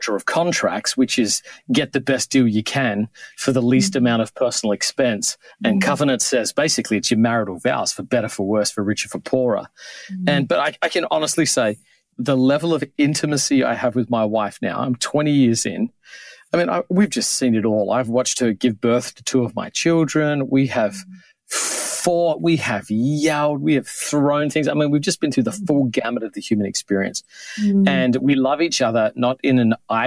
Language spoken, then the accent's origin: English; Australia; moved away as an adult; now in New York, United States; I grew up in Australia